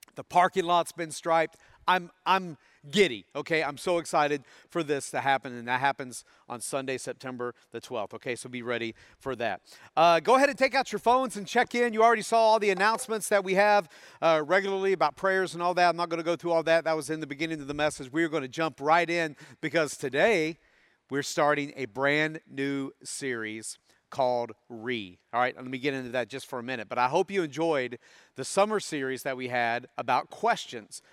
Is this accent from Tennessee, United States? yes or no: yes; Tennessee, United States; growing up in Tennessee